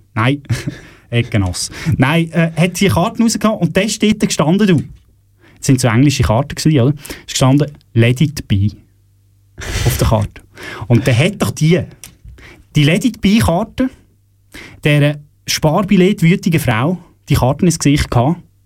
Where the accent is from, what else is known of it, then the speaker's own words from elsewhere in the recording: Switzerland; bei uns in der Schweiz